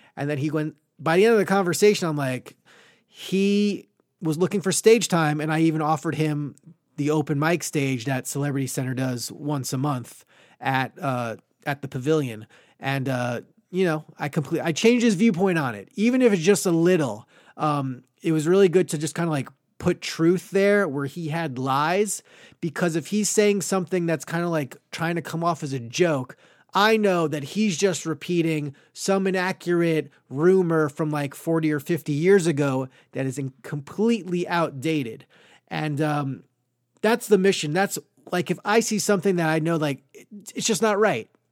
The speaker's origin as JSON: {"language": "English", "town": "Great Neck", "region": "New York", "country": "United States", "tie": "born or raised there", "moved": "yes", "said": "I am from Great Neck, New York, Long Island, a lovely Jewish upbringing"}